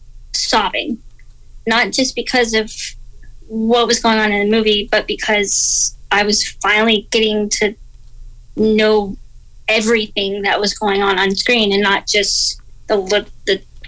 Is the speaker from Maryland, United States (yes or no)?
no; Georgia, United States; growing up, I had pretty good vision.